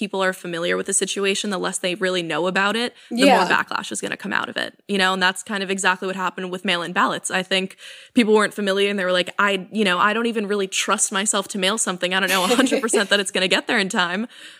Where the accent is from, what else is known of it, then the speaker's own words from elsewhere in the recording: New York, United States; I'm from New York, and New York, I think, has pretty much always been a blue state.